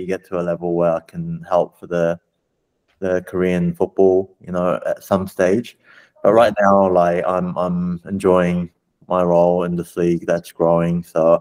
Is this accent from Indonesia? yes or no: no; New Zealand; moved away; I grew up in New Zealand